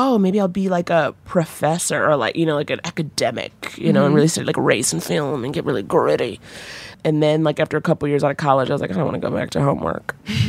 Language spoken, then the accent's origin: English; New York, United States; I'm from New York